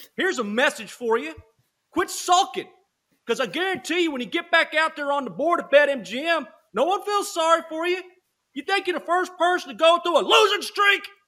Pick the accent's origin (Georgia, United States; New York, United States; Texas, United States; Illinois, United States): Texas, United States; I'm from Texas.